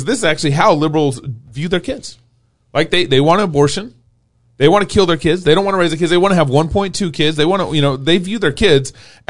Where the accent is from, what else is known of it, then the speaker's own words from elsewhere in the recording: Richardson, Texas, United States; I grew up in Texas around this neighborhood.